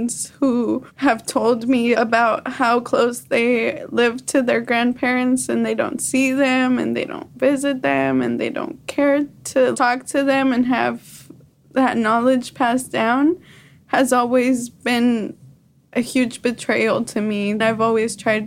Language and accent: English; Mexico; now in United States; being Latin American or just Mexican